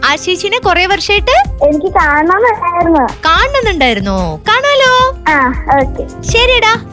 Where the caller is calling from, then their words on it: Thiruvankulam, Kerala, India; ഞാൻ തിരുവാങ്കുളത്തുനിന്നാണ് നിന്നാണ് വിളിക്കുന്നത്